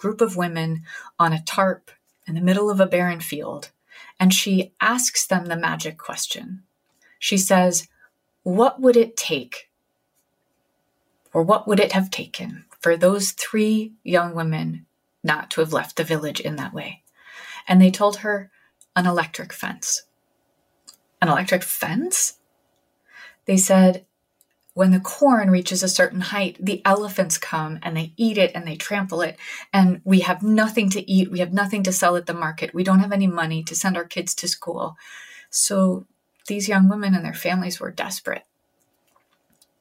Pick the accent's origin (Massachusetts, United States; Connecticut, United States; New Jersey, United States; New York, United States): Connecticut, United States; New Haven; my hometown of New Haven, Connecticut